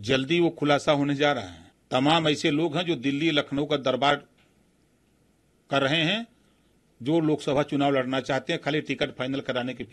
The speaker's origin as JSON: {"language": "Hindi", "town": "Varanasi", "region": "Uttar Pradesh", "country": "India", "said": "हम जहां से आते हैं बनारस जीतेंगे कहा सौ परसेंट हारेंगे"}